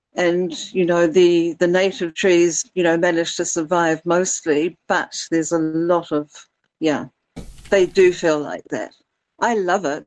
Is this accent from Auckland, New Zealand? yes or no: yes; Little Barrier Island, Auckland, New Zealand; moved away; I grew up on Little Barrier